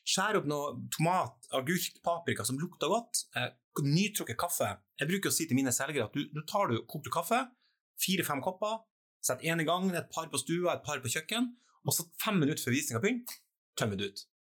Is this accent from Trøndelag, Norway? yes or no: yes; Trøndelag, Norway; accent: Trøndersk; Og så prater jeg faktisk trøndersk, ja.